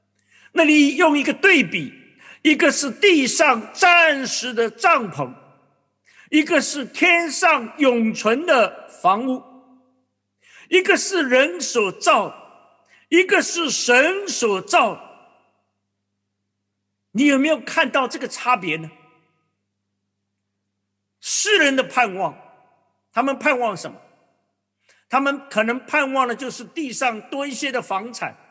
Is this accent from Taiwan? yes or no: no; China; 我想我们华人，我们中国人对住处是非常的看重。